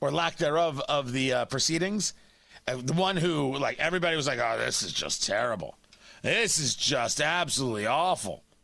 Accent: Middletown, New Jersey, United States; I grew up in Middletown, New Jersey. I grew up not far from where this happened

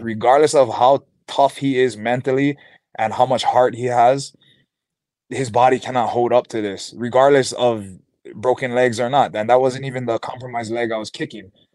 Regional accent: Hawaii, United States; growing up in Hawaii, I've been like more of a player fan

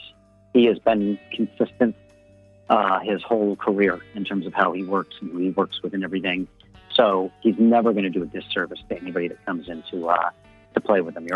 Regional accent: Tacoma, Washington, United States; born there; Well, originally, yeah, I was born in Tacoma. I was born in the rain.

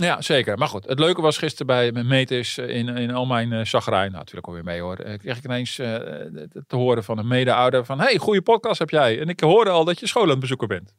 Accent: Netherlands; als Nederlanders

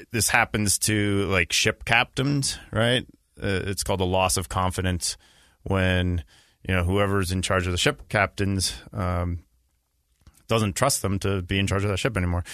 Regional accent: Boston, Massachusetts, United States; moved away as an adult; also born or lived in Israel; I grew up in Boston

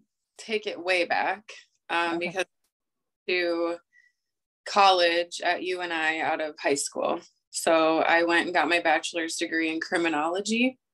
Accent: Oelwein, Iowa, United States; now in Cedar Rapids, United States; Owine, Iowa.

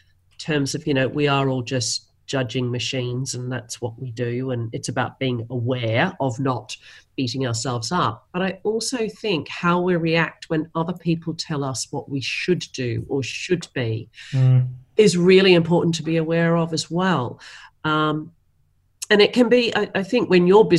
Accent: Australia; Being Australian, we are famous for a very self-deprecating sense of humour

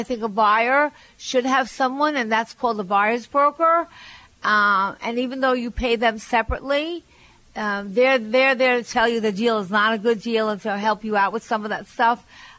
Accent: Long Island, New York, United States; and I'm from Long Island. We didn't have that.

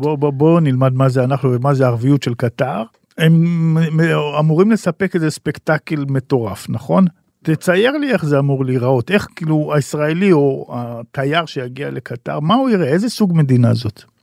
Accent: Israel; אנחנו כישראלים

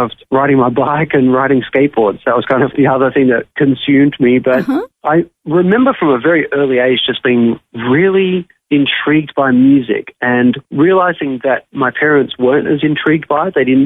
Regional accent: Sydney, New South Wales, Australia; moved away as an adult; now in Nashville, United States; life was great growing up in Sydney.

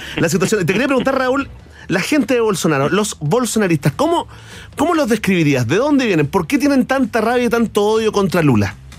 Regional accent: Chile

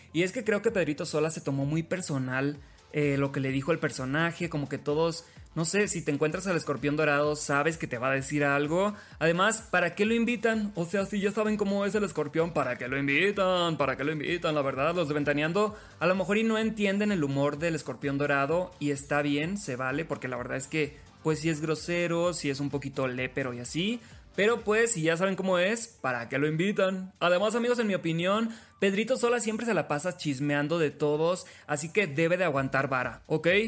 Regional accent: Sinaloa, Mexico; soy locutor sinaloense

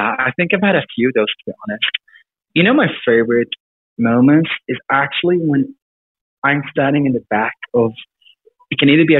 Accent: South Africa; also born or lived in Sweden; Yeah, sure. So I grew up in Sweden and Africa, of all places.

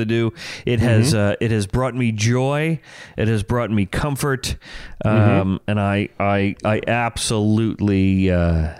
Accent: Verona, New Jersey, United States; We went to grade school together. We grew up in Verona, New Jersey

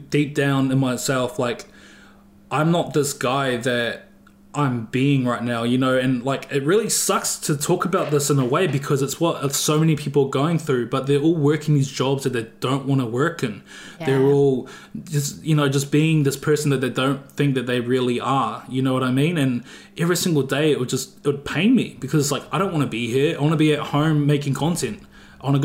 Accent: Auckland, New Zealand; I was some kid from West Auckland

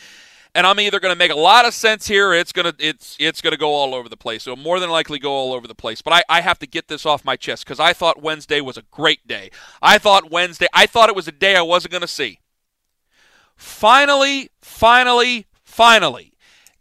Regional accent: Canton, Ohio area, United States; I'm from Canton, Ohio. I was born there, but I was raised in the town right next door

